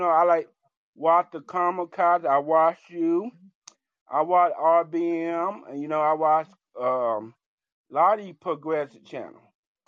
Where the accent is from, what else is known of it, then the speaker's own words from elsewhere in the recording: Georgia, United States; I'm from Georgia